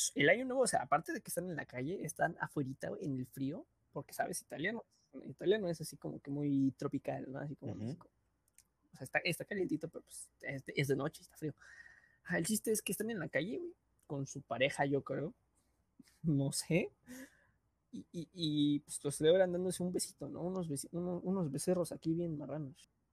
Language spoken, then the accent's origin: Spanish; Mexico; desde nuestro punto de vista mexicano